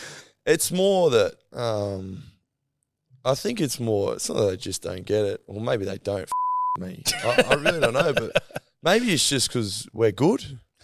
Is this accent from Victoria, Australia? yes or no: no; Queensland, Australia; being a Queenslander